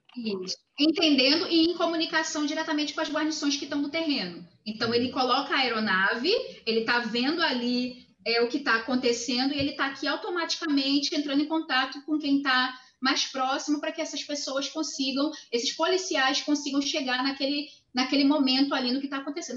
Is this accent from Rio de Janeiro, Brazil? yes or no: yes; Rio de Janeiro, Brazil; moved away as an adult; now in Salvador, Brazil; Eu sou carioca